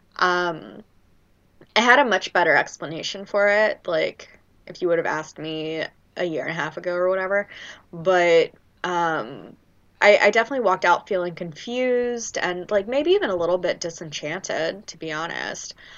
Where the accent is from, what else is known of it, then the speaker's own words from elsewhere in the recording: Louisiana, United States; I'm from Louisiana